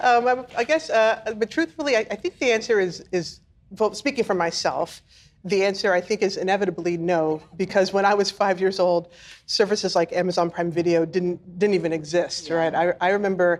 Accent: Oklahoma, United States; moved away; also born or lived in Chicago; I'm from Oklahoma

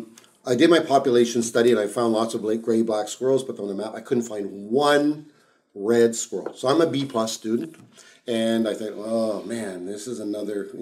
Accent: Ottawa, Ontario, Canada; I grew up in Ottawa, so I was a son of immigrant parents. I moved to Canada when I was 2 years old

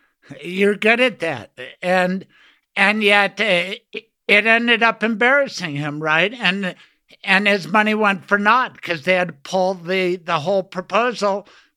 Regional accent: Denver, Colorado, United States; I'm from Denver

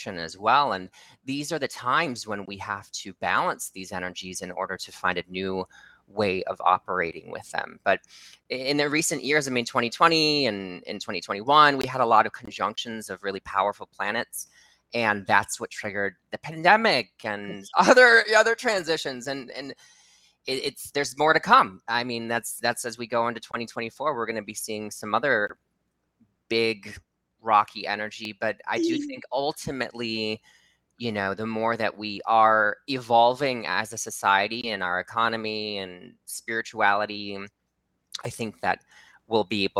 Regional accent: Midwest, United States; I grew up in the Midwest

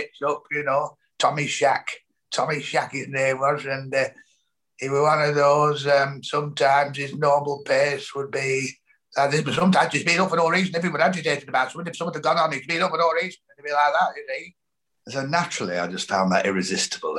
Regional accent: Ormskirk, North West England, United Kingdom; I grew up in Ormskirk in Lancashire in the 1970s

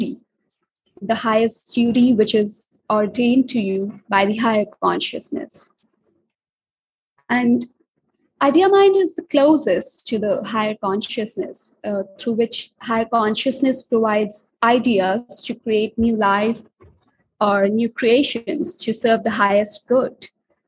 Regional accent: India; I'm an author and I'm from India

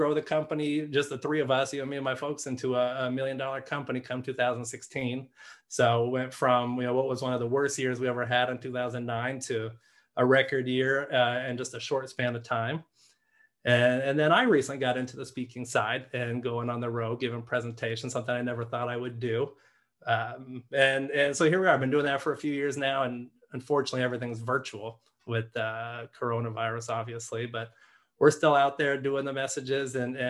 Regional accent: Orlando, Florida, United States; I grew up, born and raised in Orlando

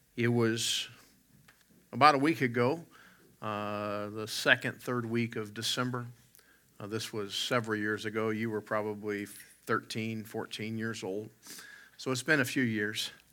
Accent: West Virginia, United States; now in Alberta, Canada; I grew up in West Virginia, and we have wild turkeys

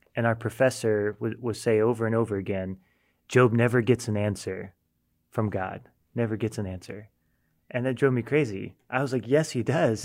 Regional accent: United States; as an American

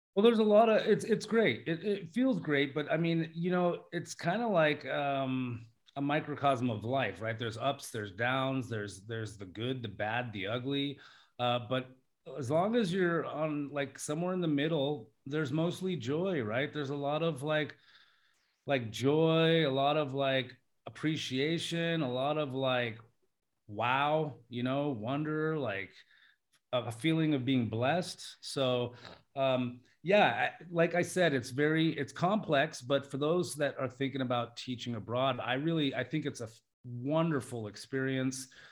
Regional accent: Alaska, United States; also born or lived in Las Vegas; now in Thailand; I'm from Alaska, uh, in the United States

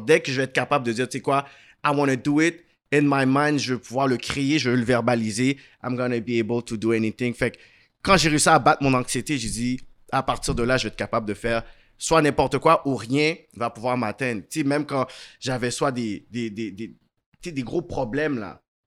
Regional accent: Montreal, Quebec, Canada; also born or lived in Laval; je suis né à Saint-Michel. Ensuite, on a déménagé à Laval. Puis ensuite, euh, j'ai fait le reste de ma vie jusqu'à aujourd'hui de West Island

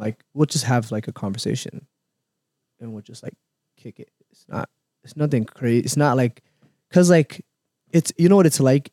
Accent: Minneapolis, Minnesota, United States; also born or lived in Somalia; I grew up in Cedar

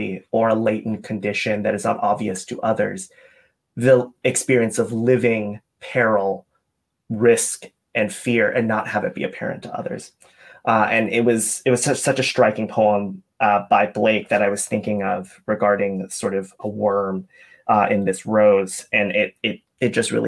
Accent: Atlanta, Georgia, United States; I grew up in Atlanta

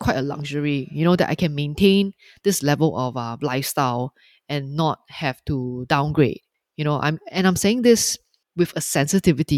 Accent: Singapore; I'm just speaking as a Singaporean, as a consumer

